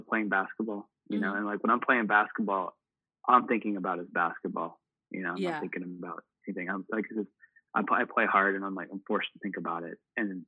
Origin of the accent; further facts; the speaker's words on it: Midwest, United States; because we're from the Midwest and we're not the best, but we're like maybe halfway there.